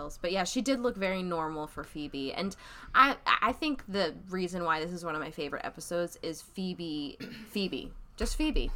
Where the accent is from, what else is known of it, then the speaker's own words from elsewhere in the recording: South Florida, United States; I am from South Florida